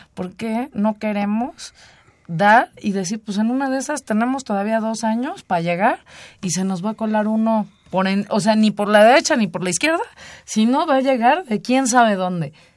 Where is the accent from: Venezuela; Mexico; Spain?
Mexico